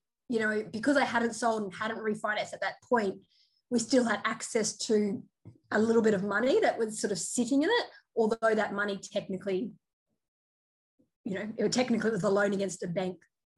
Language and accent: English; Mackay, Queensland, Australia; we both bought in Mackay, which is a mining town. For me, it was my hometown